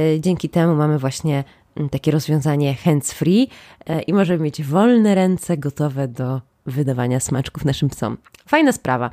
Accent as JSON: {"language": "Polish", "town": "Łódź", "region": "Łódź Voivodeship", "country": "Poland", "said": "ja jestem z Łodzi"}